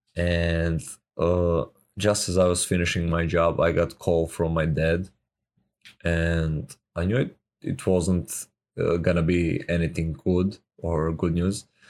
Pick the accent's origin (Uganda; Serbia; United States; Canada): Serbia; I'm from Serbia